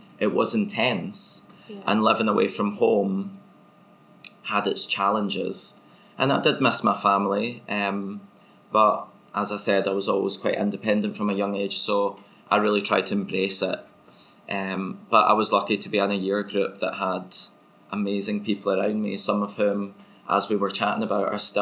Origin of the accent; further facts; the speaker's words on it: Motherwell, Scotland, United Kingdom; moved away; I'm from Motherwell and boys don't dance, really.